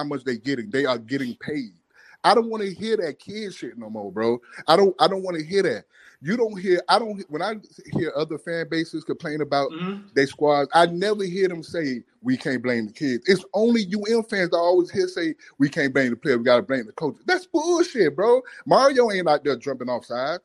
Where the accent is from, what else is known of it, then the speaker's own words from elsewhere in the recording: Opa-locka, Florida, United States; now in Tulsa, United States; I'm in Tulsa, Oklahoma, but I was raised in Opa-locka in front of the P on 27th Avenue